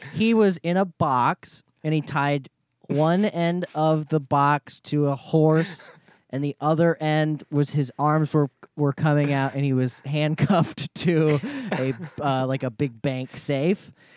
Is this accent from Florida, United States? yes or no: yes; Florida, United States; I'm from Florida.